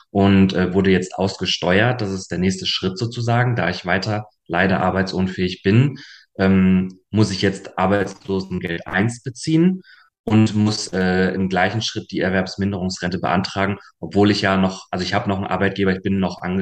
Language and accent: German; Hanover, Lower Saxony, Germany; also born or lived in Munich; now in Berlin, Germany; knapp zweieinhalb Jahren in Berlin und habe vorher sieben Jahre in München gewohnt und ursprünglich bin ich aus Hannover.